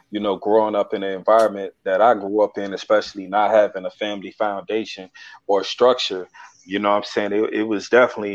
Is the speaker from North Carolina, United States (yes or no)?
no; Newark, New Jersey, United States; I'm from Newark, New Jersey, 280 zone to be exact